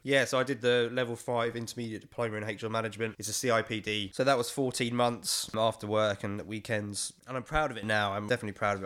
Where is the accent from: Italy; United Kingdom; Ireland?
United Kingdom; London; I'm twenty-six, born and raised in East London